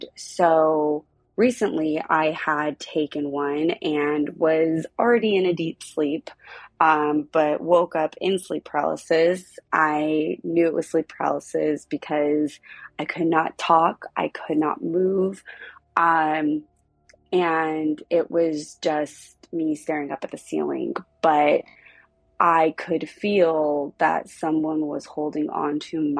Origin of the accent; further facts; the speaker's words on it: Southern California, United States; also born or lived in South Pasadena, California; I am 33 years old. I am from Southern California.